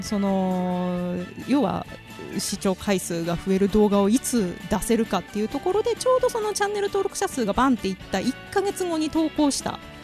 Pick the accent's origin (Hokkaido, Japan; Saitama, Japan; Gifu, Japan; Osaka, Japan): Osaka, Japan; Takatsuki; accent: Kansai; now in Shonan, Japan; 私もともと関西って言うても、あの、うん、ど真ん中じゃなくて、高槻なので